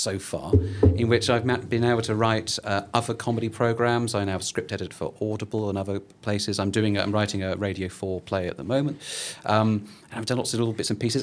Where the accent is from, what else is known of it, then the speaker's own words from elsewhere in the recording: Portsmouth, South East England, United Kingdom; moved away as an adult; also born or lived in Edinburgh; I grew up in Portsmouth, and I went to Edinburgh